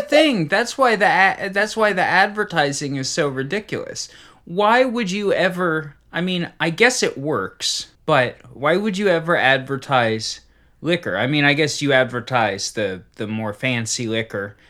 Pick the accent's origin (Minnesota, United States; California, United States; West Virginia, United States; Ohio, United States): Ohio, United States; Cincinnati; where I grew up in Cincinnati